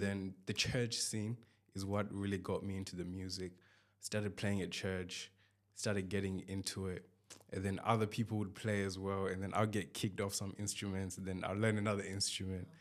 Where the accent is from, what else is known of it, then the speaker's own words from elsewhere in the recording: Zimbabwe; I'm from Zimbabwe.